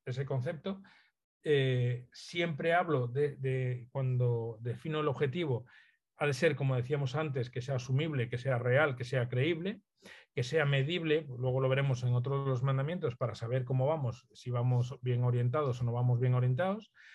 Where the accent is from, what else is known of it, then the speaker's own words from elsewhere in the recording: Galicia, Spain; Soy gallego, entonces hago un guiño a, mi tierra siempre